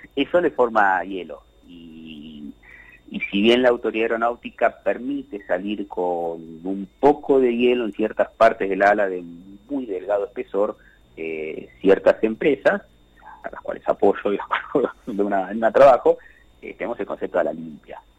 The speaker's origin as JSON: {"language": "Spanish", "country": "Argentina"}